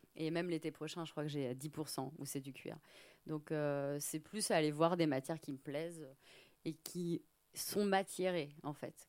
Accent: France; now in Paris, France; je suis française, mais je suis pas parisienne.

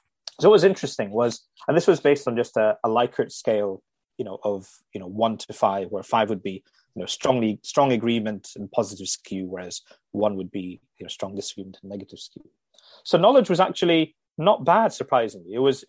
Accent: Dubai, United Arab Emirates; I'm Indian by origin, but grew up in Dubai in the Middle East in the 1970s and 80s.

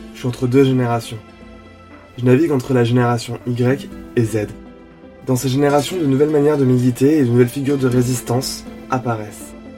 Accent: Nîmes region, Occitania, France; now in Paris, France; je viens de la région de Nîmes

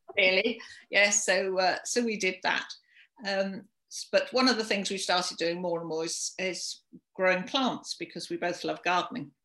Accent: London, United Kingdom; moved away as an adult; now in Shropshire, United Kingdom; I'm from London originally

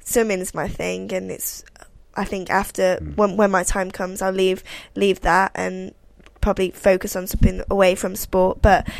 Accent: Birmingham, West Midlands, United Kingdom; accent: Birmingham; I'm from Birmingham, my family live there

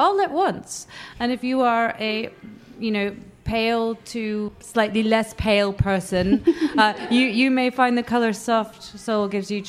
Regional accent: London, United Kingdom; I'm from London

